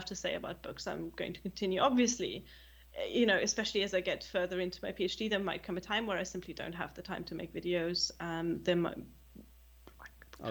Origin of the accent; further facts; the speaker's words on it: Germany; English is a second language; moved away as an adult; also born or lived in United Kingdom; me growing up in Germany